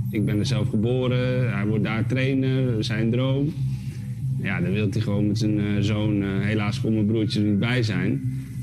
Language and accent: Dutch; Spain; Ik, ik zou het ja, niet over willen doen op een andere plek. Want ik, ik ben opgegroeid op Spaanse scholen met veel sport